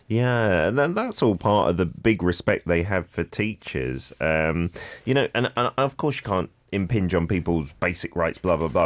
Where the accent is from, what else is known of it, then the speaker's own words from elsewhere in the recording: London, United Kingdom; moved away; when I was growing up in London